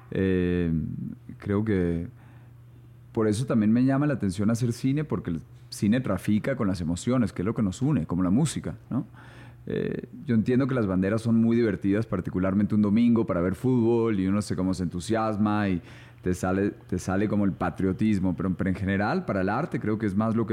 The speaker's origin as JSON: {"language": "Spanish", "region": "São Paulo", "country": "Brazil", "tie": "born there", "said": "mi papá era economista y yo nací allá en Sao Paulo."}